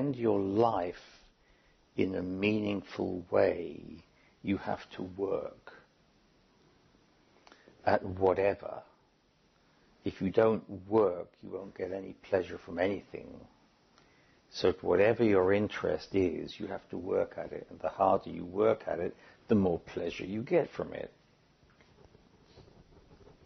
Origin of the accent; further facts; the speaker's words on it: United Kingdom; moved away; as a British citizen